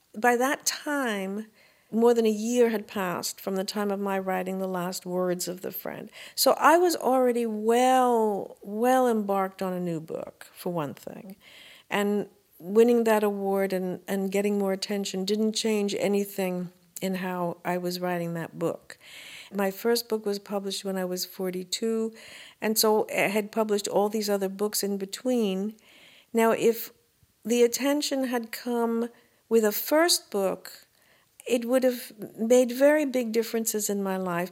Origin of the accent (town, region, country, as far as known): New York City, New York, United States; born or raised there; also born or lived in Brooklyn / Manhattan